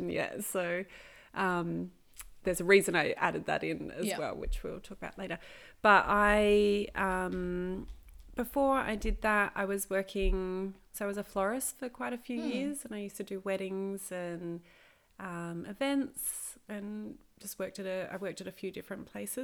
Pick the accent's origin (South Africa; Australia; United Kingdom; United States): Australia; Adelaide, South Australia; accent: Adelaide; moved away; I pronounce things differently as well because I'm from Adelaide, so we have a weird accent